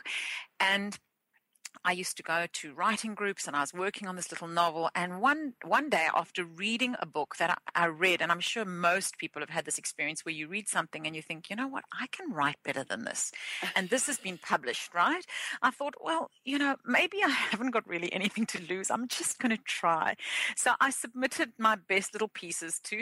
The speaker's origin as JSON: {"language": "English", "country": "South Africa", "tie": "born or raised there", "said": "I grew up in South Africa with an older sister who was born deaf"}